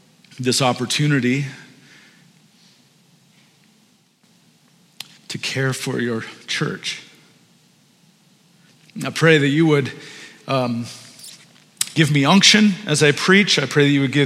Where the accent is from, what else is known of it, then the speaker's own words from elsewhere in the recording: Maple, Ontario, Canada; we grew up in Maple, just on Keel